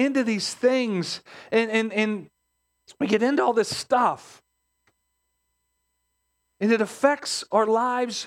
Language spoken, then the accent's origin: English; Pittsburgh, Pennsylvania, United States; We grew up in Pittsburgh. Pittsburgh has its own set of mindset